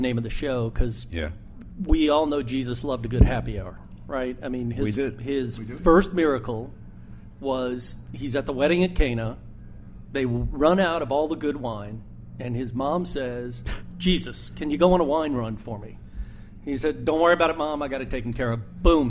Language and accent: English; Ireland; I'm Irish.